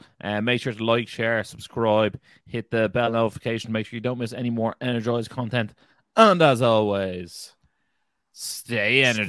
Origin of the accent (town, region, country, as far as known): Ireland